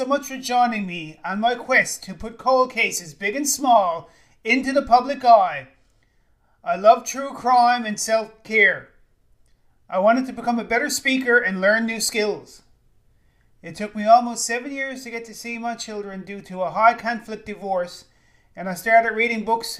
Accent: St. John's, Newfoundland and Labrador, Canada; my hometown of St. John's, Newfoundland, Canada.

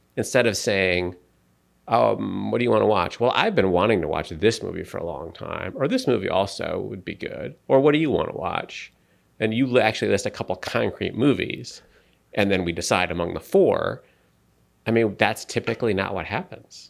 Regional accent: United States; I'm an American

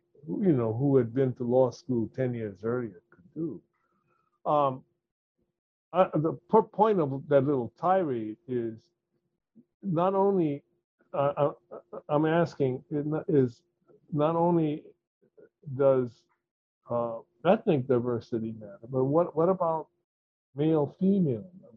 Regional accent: Hawaii, United States; I'm Hawaiian.

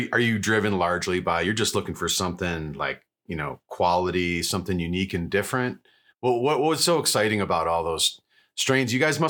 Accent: New York, United States; I'm originally from New York, so I don't know a whole lot about it.

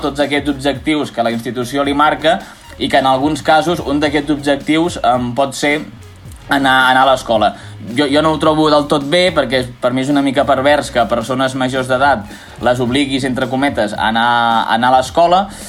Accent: Reus, Catalonia, Spain; sóc de Reus

